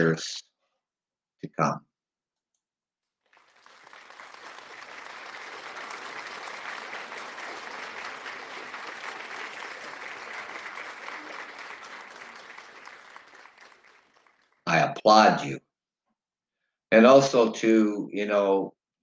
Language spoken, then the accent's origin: English; Canada; being Canadian